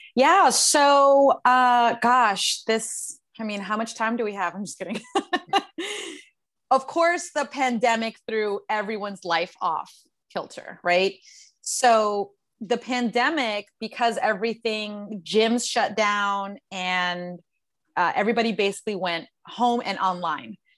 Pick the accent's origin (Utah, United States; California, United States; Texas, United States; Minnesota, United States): Texas, United States; San Antonio; moved away as an adult; also born or lived in Queens, New York / Los Angeles / Colombia (ancestry); I was born in Queens, New York. I was raised in San Antonio, Texas, and I moved to Los Angeles when I was 18